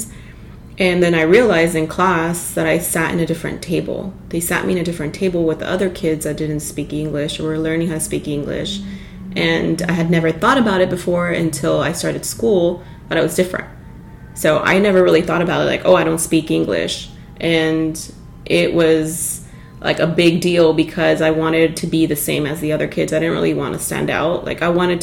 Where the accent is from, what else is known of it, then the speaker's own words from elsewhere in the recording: Los Angeles, California, United States; first language Spanish; English is a second language; also born or lived in Baldwin Park, California; if somebody asks me, like, where were you born? I do say, like, LA.